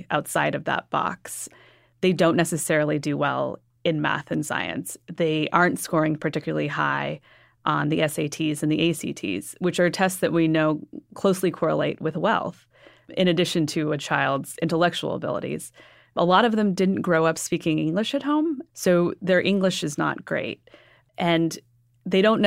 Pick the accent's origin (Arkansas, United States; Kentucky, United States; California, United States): California, United States; Sacramento; moved away; I grew up in Sacramento, California